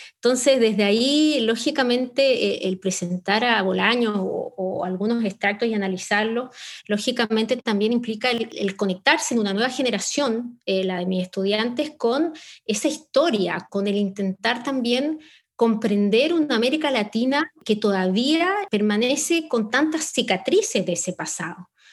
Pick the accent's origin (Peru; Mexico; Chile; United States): Chile